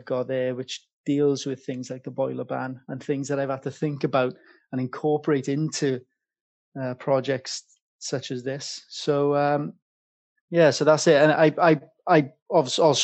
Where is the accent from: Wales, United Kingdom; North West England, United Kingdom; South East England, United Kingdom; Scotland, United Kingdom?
Wales, United Kingdom; Welsh; now in London, United Kingdom; being Welsh